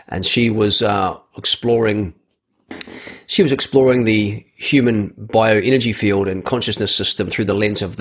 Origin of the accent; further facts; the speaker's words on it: New Zealand; I was born in New Zealand